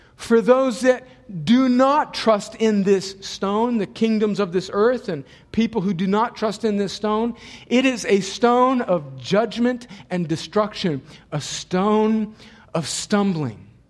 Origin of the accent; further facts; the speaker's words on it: United States; I'm so thankful that God in His providence caused me to be born here. And I was born in a place where a mile down the road there was a fence to a place we like to call Mexico.